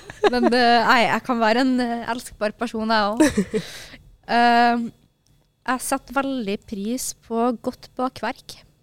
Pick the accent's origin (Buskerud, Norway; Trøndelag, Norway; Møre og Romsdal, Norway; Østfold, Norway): Møre og Romsdal, Norway; Kristiansund; moved away; jeg jobba på Sabrura hjemme i Kristiansund